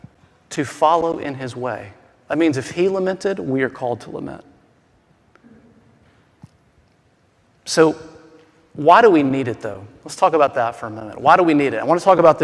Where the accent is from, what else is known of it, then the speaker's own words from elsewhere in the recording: the South, United States; I'm from the South, okay? And I don't mean Southern California. I mean like the South South.